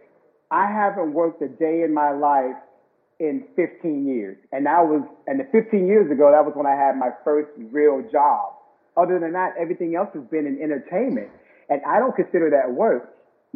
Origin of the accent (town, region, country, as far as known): Miami, Florida, United States; born or raised there